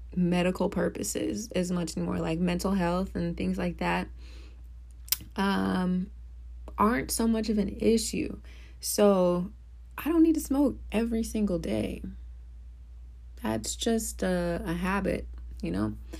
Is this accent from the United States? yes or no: yes; Midwest, United States; now in New Orleans, United States; I grew up in the Midwest.